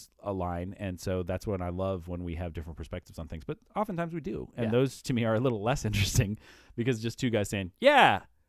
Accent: Iowa, United States; hey, by the by, I'm from Iowa.

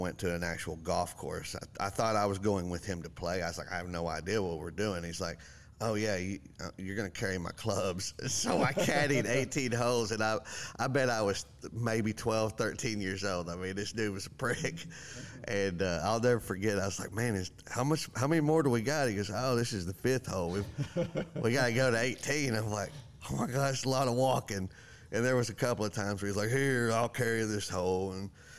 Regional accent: Texas, United States; now in Florida, United States; I am your host, the ….

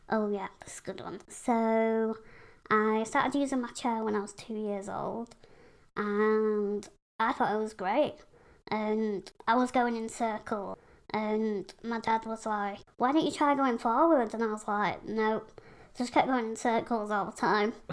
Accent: Pontefract, Yorkshire and the Humber, United Kingdom; I live in Yorkshire, West Yorkshire, in a little town called Pontefract.

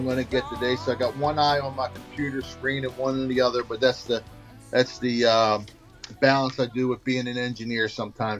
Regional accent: Catonsville, Maryland, United States; I grew up in Catonsville, right down the street from where we're playing.

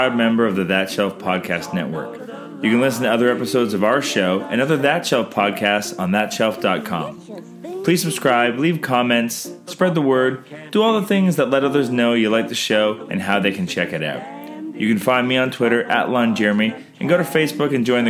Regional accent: near St. Catharines, Ontario, Canada; we grew up near St. Catharines.

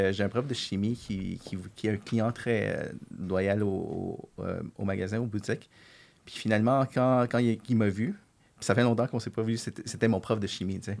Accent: Quebec, Canada; on est québécois, puis on, veut, on, est fier d'être québécois

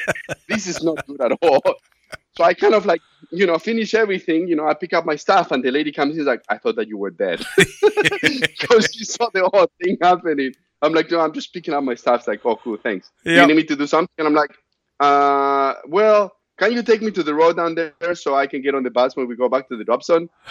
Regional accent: Argentina; now in United States; my hometown in Argentina

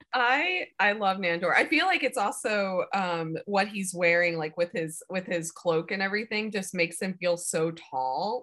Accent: Alabama, United States; moved away as an adult; also born or lived in Savannah, Georgia; I grew up in Alabama and then went to school and moved to Savannah, Georgia

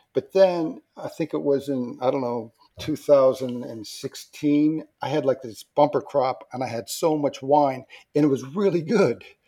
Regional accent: Port Huron, Michigan, United States; moved away as an adult; now in Montpelier, United States; we lived in Michigan Port Huron Michigan that's where I grew up that was my hometown

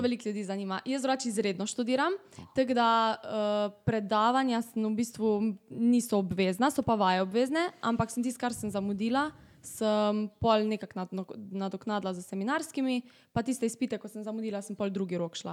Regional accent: Velenje, Slovenia; prihajam iz Velenja

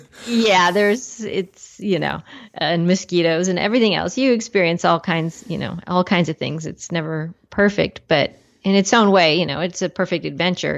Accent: Los Angeles, California, United States; I grew up in the uh, Los Angeles area in California, which surprisingly has a lot of mountains in it

